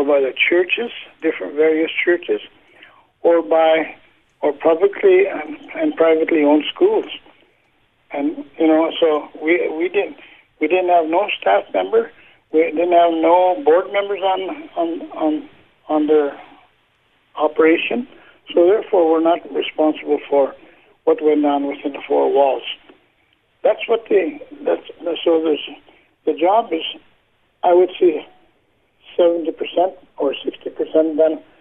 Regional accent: Canada; I represent all the survivors of Canada

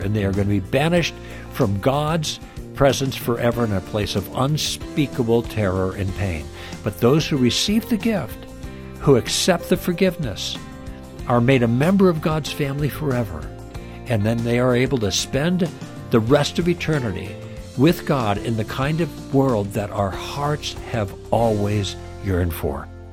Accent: Midwest, United States; moved away as an adult; also born or lived in Los Angeles; We were raised in the Midwest, but through different circumstances, we ended up in Los Angeles

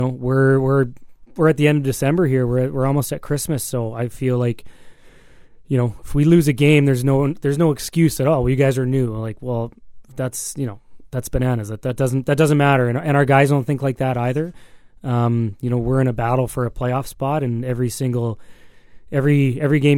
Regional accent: Alberta, Canada; moved away as an adult; also born or lived in British Columbia; I'm also not from here. Like, you know, I grew up in Alberta and I lived in BC

